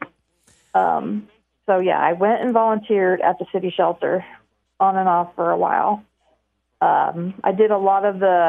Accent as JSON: {"language": "English", "town": "Delphi", "region": "Indiana", "country": "United States", "tie": "born or raised there", "lives_now": "Lafayette, United States", "said": "I'm originally from Delphi"}